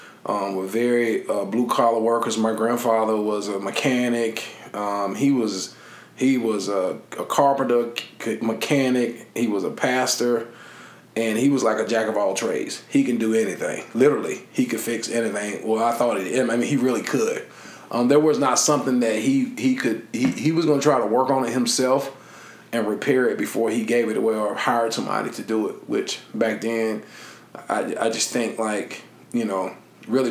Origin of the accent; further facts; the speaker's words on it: Lyons, Georgia, United States; moved away; I'm from Lyons, Georgia